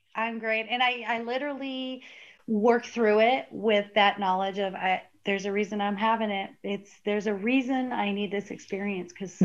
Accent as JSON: {"language": "English", "region": "Arizona", "country": "United States", "tie": "born or raised there", "said": "I grew up in Arizona and we used to lay out in baby oil as teenagers"}